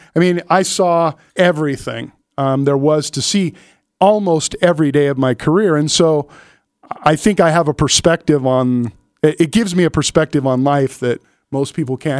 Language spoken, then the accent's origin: English; California, United States; also born or lived in Inglewood, California / Stockton, California; I grew up in California